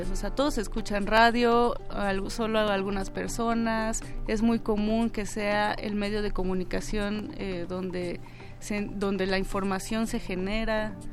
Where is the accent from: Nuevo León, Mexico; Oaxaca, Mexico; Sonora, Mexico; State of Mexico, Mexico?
Oaxaca, Mexico; Paisano, yo también soy de Oaxaca.